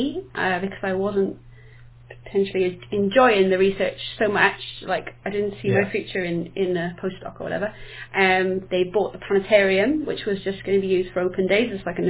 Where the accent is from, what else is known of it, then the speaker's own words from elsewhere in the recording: Wales, United Kingdom; now in Southampton, United Kingdom; the Welsh in me wouldn't let me say that I was from Southampton.